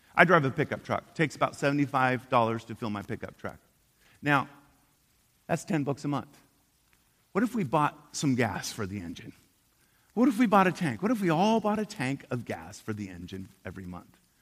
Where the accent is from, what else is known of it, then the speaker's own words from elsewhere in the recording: Portland, Oregon, United States; I'm from Portland, Oregon, and uh, we're a bunch of pagans up there